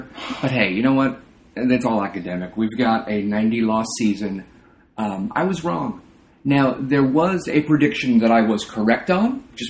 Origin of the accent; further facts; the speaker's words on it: Long Island, New York, United States; because I grew up on Long Island, and Newsday was my daily paper.